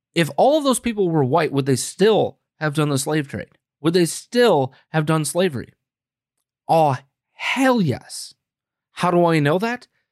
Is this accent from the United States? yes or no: yes; United States; we, as the American people